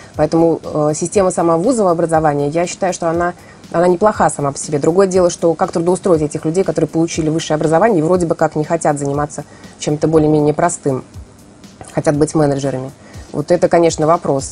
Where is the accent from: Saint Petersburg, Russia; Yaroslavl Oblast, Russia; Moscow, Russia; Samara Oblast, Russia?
Saint Petersburg, Russia; я петербурженка